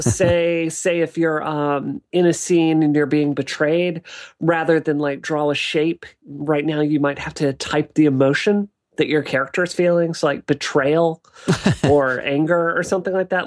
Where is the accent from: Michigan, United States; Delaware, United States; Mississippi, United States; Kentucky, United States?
Mississippi, United States; now in Boston, United States; being a kid in Mississippi in the eighties and nineties